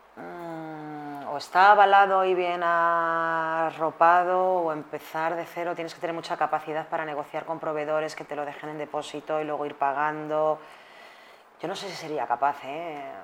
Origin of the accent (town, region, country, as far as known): Spain